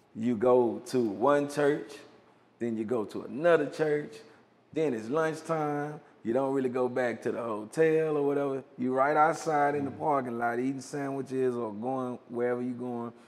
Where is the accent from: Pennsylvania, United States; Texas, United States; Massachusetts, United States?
Texas, United States; Hearne, Calvert; I'm from Herndon, Calvert, Texas